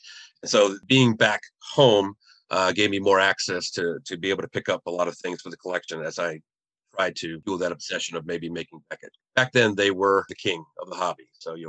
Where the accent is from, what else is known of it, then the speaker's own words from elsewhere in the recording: New Hampshire and Maine, New England, United States; I was growing up in New Hampshire and Maine, so I did root for the teams